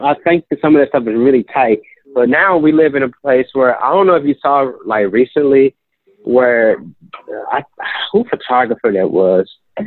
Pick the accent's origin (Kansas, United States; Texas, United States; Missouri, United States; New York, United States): Missouri, United States; St. Louis; Growing up in North City, St. Louis, I saw a lot of stuff